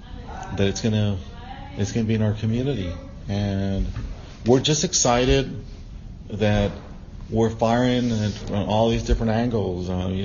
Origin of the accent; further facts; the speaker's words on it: San Pedro, Nuevo León, Mexico; I'm from San Pedro, on San Monterrey, and I love this community.